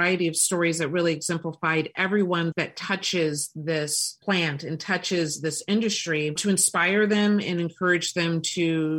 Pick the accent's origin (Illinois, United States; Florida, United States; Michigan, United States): Michigan, United States; Detroit; now in Columbus, United States; Yep. I am today in Columbus, Ohio, originally from Detroit, Michigan, but I live in Ohio.